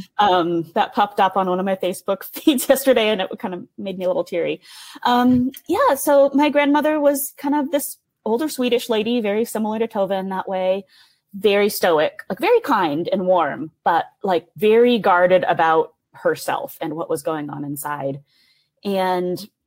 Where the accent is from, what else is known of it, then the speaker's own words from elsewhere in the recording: Tacoma, Washington, United States; moved away as an adult; now in Chicago, United States; So I grew up in Tacoma, Washington